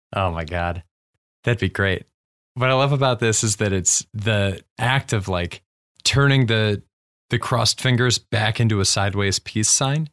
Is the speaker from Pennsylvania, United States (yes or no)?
no; Ohio, United States; we're both from Ohio